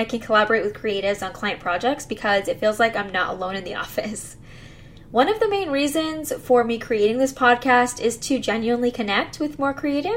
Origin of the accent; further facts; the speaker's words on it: McAllen, Texas, United States; also born or lived in College Station, Texas; I'm from South Texas, McAllen to be more specific if you know where that is, and I went to Mac High